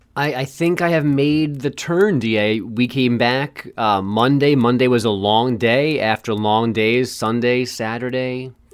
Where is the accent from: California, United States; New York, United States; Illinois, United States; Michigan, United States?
New York, United States; I grew up in New York